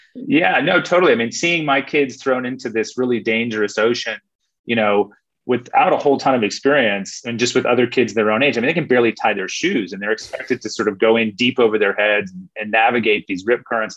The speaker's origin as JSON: {"language": "English", "country": "United States", "moved": "yes", "lives_now": "Australia", "said": "as an American"}